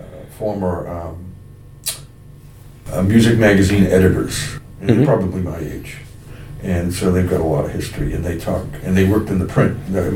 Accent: Pembroke, Massachusetts, United States; I grew up in Bryanville.

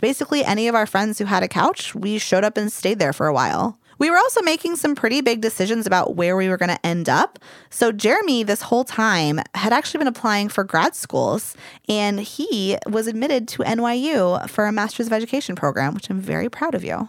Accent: Louisville, Kentucky, United States; now in Bay Area, United States; my hometown, and Louisville is awesome

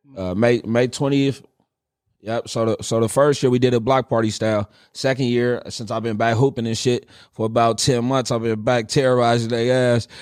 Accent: Richmond, California, United States; I grew up in Richmond, California

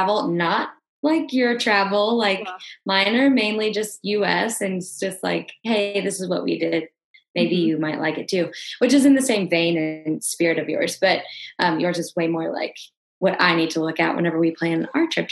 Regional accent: Louisiana, United States; moved away as an adult; also born or lived in Nashville / New York; now in Houston, United States; I'm from Louisiana

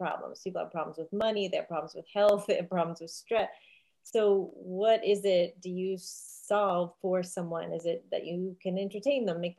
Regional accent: New York City, New York, United States; I grew up in Staten Island, New York, and people don't think of it as being an island, but it is.

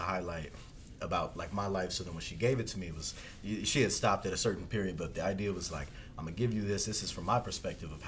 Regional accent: East Coast, United States; moved away; not even being from, the, like, this state, essentially, like, I'm from the East Coast

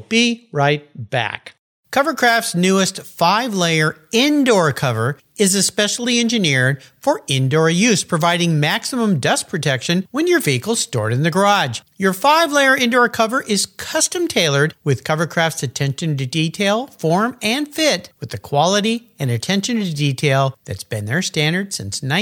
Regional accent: San Diego, California, United States; I'm back in San Diego today in my hometown

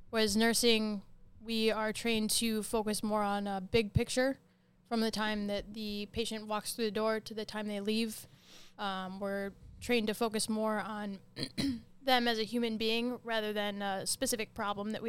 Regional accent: South Haven, Michigan, United States; South Haven, Michigan.

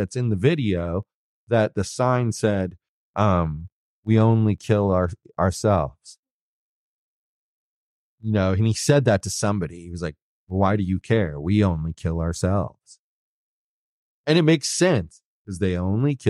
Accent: New York, United States; moved away; I was born in New York. I had family there.

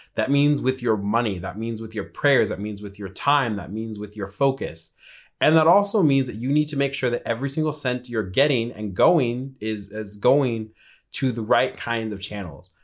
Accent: Colorado, United States; moved away; I come from Colorado, and I do remember this, my podunk little parish

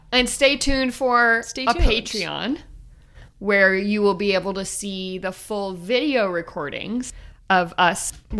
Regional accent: Texas, United States; now in Oklahoma, United States; Like, we're in Oklahoma. I grew up in Texas.

